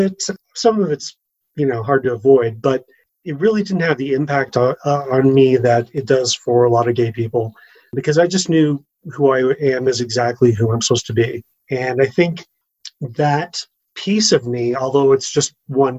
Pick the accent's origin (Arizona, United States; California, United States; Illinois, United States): California, United States; Orange County; moved away as an adult; also born or lived in Los Angeles, United States; now in Evergreen, United States; I grew up in Orange County and I lived in LA for years working in entertainment and been here in Evergreen for 5 years now.